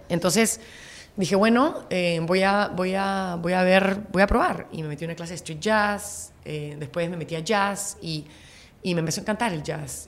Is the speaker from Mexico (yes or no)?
no; Peru; vengo de Perú